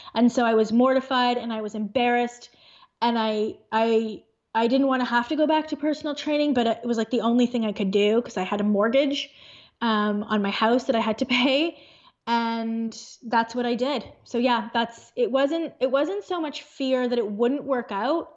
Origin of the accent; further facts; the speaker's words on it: Thornhill, Ontario, Canada; now in Aurora, Canada; In Thornhill, which is a suburb in Ontario, in Canada